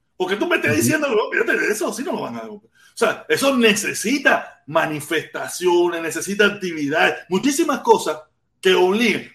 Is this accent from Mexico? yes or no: no; Havana, Cuba; moved away as an adult; now in Miami, United States; Yo tengo la suerte de haber nacido en La Habana. Yo soy de La Poma